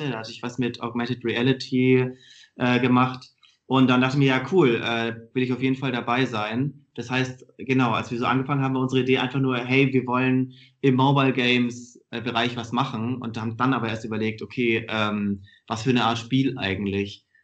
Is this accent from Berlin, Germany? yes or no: no; Stuttgart, Baden-Württemberg, Germany; Ähm, ich komme komm aus Stuttgart, also eigentlich aus einer ähnlichen Gegend wie, wie du.